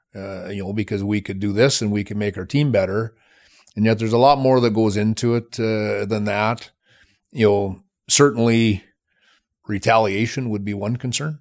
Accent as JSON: {"language": "English", "town": "Plenty", "region": "Saskatchewan", "country": "Canada", "tie": "born or raised there", "also_born_or_lived": "Michigan", "moved": "as an adult", "said": "I'm from Saskatchewan. I, I, uh, grew up on a farm"}